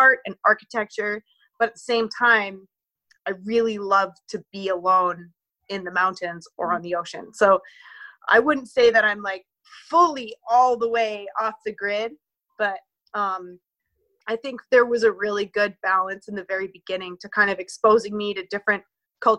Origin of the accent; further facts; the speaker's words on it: Victoria, British Columbia, Canada; now in near Tofino, Canada; I was raised in Victoria, BC, which is the capital.